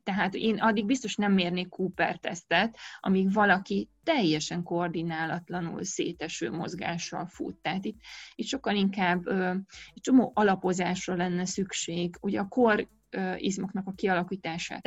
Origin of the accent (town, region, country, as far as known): Romania; born or raised there